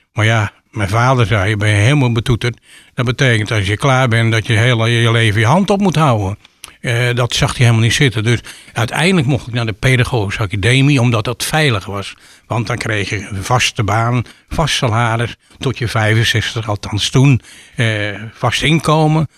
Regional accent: Sliedrecht, South Holland, Netherlands; now in Giessenburg, Netherlands; ik eh, ben geboren in Sliedrecht. Ik ben opgegroeid in een heel

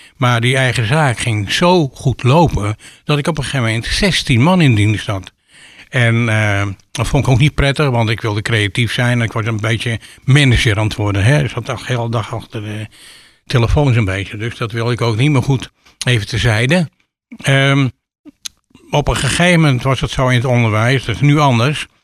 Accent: Sliedrecht, South Holland, Netherlands; now in Giessenburg, Netherlands; ik eh, ben geboren in Sliedrecht. Ik ben opgegroeid in een heel

